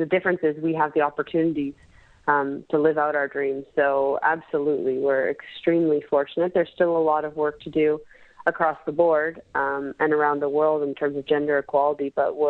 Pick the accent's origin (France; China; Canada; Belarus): Canada; it doesn't take long before you realize how lucky we are to be Canadian.